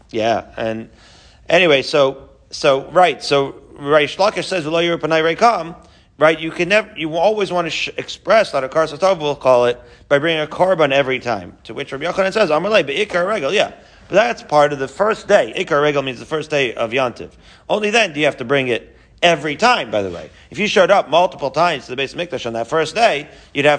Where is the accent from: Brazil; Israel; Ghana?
Israel; Haifa, Haifa District; I grew up in Haifa